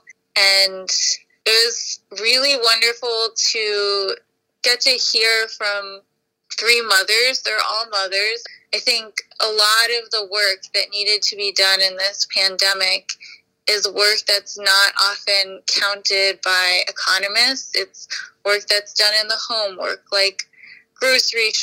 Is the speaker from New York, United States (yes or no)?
yes; New York City, New York, United States; I was born in Queens, and I grew up here